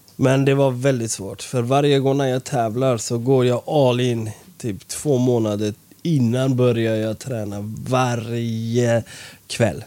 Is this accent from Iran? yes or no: yes; Iran; now in Sweden; vi är från Iran